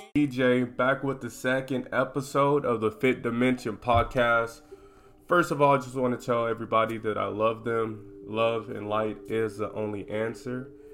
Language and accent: English; United States; I'm from America